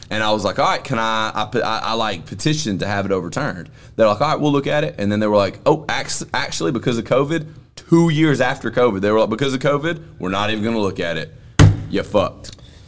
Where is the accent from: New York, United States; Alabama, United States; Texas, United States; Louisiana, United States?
Alabama, United States; Yeah, we're both from Alabama.